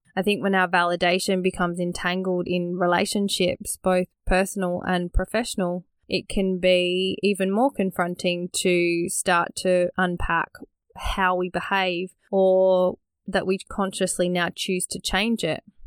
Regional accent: Australia; born or raised there

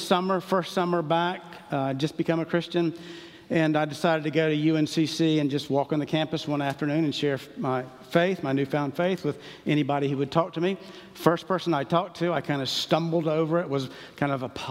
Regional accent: Charlotte, North Carolina, United States; I grew up in Charlotte

